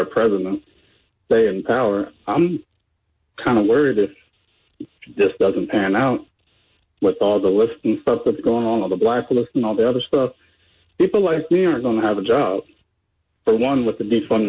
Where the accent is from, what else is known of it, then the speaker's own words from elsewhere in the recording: United States; also born or lived in West Virginia; as an American